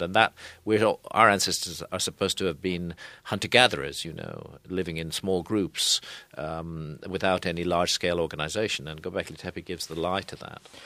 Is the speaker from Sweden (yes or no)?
no; United Kingdom; I come here as a, as a foreigner. I'm British.